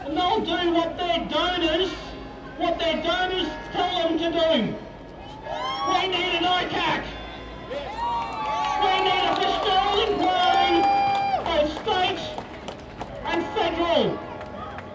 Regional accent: Brisbane, Queensland, Australia; moved away; also born or lived in New South Wales; I grew up here in Brisbane, born here in 1969

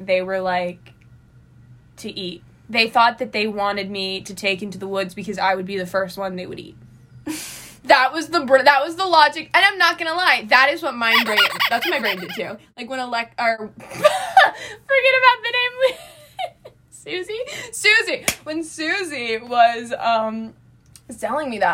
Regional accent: San Francisco, California, United States; moved away as an adult; now in New York, United States; I'm a city kid, so I'm from San Francisco

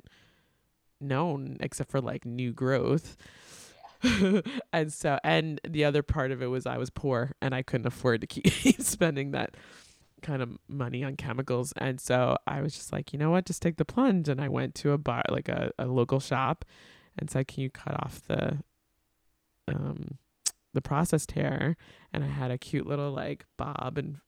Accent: Long Island, New York, United States; also born or lived in Atlanta / Queens / Brooklyn; I grew up on Long Island

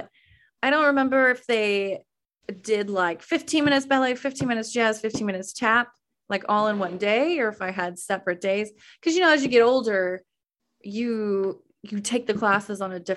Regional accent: Weatherford, Texas, United States; moved away as an adult; I grew up in Weatherford, Texas

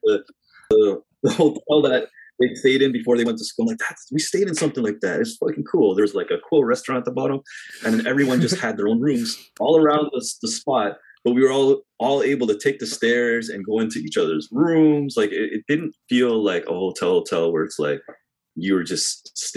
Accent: Canada; we're from Canada

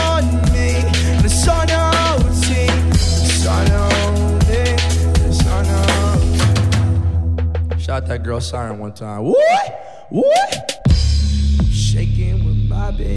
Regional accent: Milwaukee, Wisconsin, United States; I am from Milwaukee, Wisconsin.

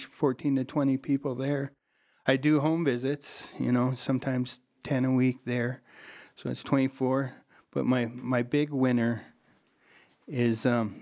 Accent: Rapid City, South Dakota, United States; And in Rapid, I was raised in Rapid, and we were St. Isaac Joe, and that was prior to the flood.

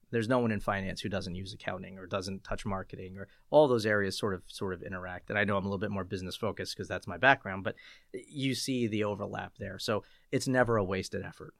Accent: Lancaster, Pennsylvania, United States; I grew up in Lancaster, P A, Lancaster, Lebanon, kind of the, the central P A area

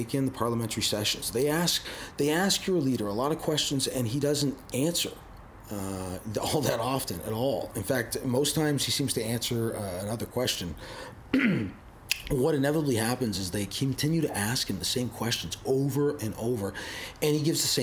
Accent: Canada; as a Canadian

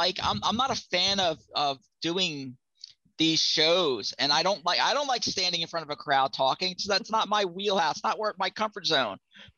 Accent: New Jersey, United States; now in Florida, United States; I grew up in South Jersey.

